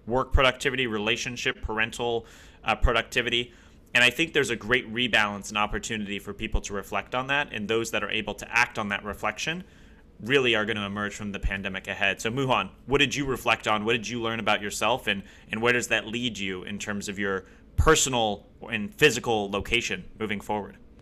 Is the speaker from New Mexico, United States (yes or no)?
no; Ohio, United States; also born or lived in Columbus, Ohio / Akron, Ohio / Cleveland, Ohio; born and raised in Ohio, born in Columbus, lived outside of Akron, Cleveland for a long period of time